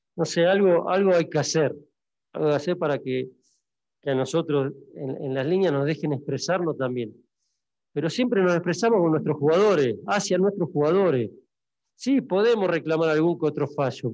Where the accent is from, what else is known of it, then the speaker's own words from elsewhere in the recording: Argentina; moved away; nosotros como argentinos